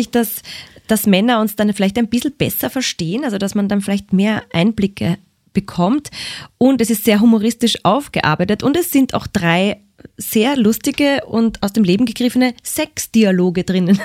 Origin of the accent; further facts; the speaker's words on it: Vienna, Austria; accent: Wienerisch; also born or lived in Graz; bin da schon Wienerin